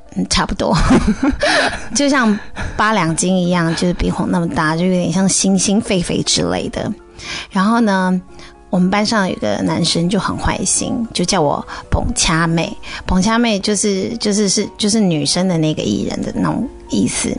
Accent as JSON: {"language": "Chinese", "country": "China", "moved": "as an adult", "said": "我们中国人"}